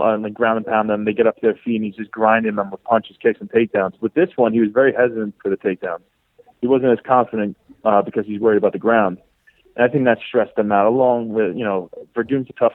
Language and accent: English; Baldwin, New York, United States; I'm from Baldwin.